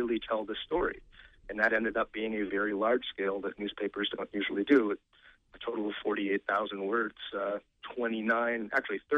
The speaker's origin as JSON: {"language": "English", "region": "Maine", "country": "United States", "tie": "born or raised there", "said": "growing up in Maine"}